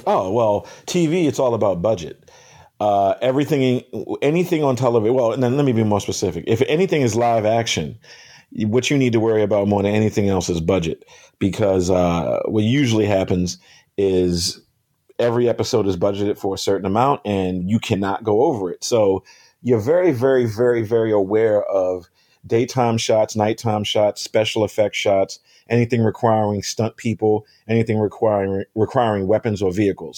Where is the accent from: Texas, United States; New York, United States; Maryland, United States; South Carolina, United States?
Maryland, United States; Baltimore; moved away; I'm from Baltimore